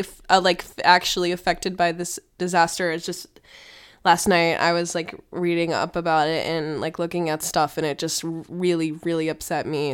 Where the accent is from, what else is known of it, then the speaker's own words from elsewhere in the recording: United States; being American